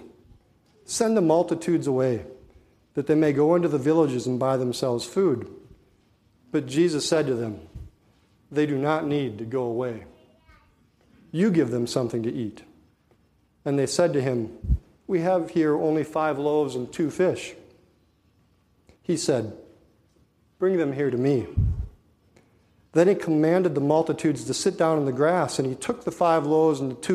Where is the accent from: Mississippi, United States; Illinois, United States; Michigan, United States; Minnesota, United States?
Minnesota, United States; Hallock; I was born and raised in Halleck. I've spent my whole life there